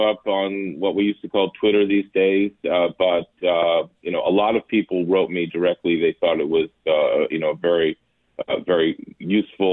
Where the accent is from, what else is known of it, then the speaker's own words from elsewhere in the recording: Massachusetts, United States; I'm from Massachusetts